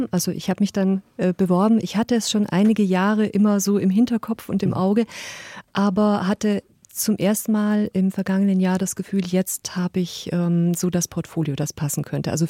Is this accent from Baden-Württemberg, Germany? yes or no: yes; Stuttgart, Baden-Württemberg, Germany; Also ich habe zum Teil für die Stuttgarter Zeitung meinem Heimatort ein bisschen äh, Kulturnews gemacht